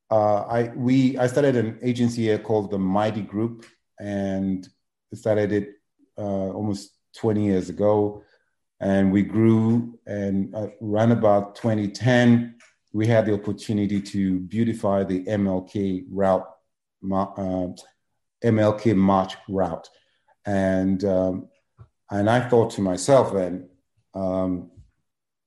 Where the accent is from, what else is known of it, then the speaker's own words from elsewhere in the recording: Lagos, Nigeria; moved away as an adult; also born or lived in England / New York; now in San Antonio, United States; I was born in Lagos, Nigeria. And I lived in Lagos. Went to school, boarding school, like a lot of, you know, Nigerians my age.